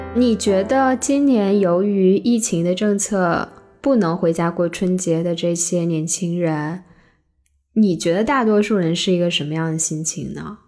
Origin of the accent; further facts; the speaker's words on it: China; moved away; 我是一个在中国长大的人